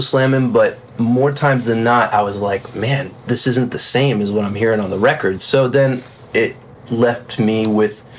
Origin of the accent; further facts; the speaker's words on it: South Florida, United States; moved away as an adult; also born or lived in Nashville / Los Angeles; I'm from South Florida originally